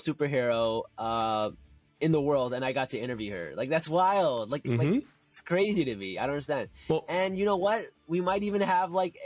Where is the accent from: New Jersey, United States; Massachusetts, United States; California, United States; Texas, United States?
New Jersey, United States; Newark; I grew up in Newark. I grew up near Jersey City